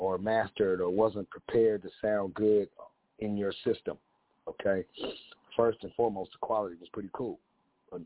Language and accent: English; West Coast, United States; I'm from the West Coast